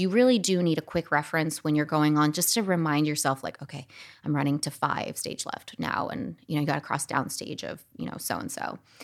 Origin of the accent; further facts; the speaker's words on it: Scottsdale, Arizona, United States; I grew up in Scottsdale, Arizona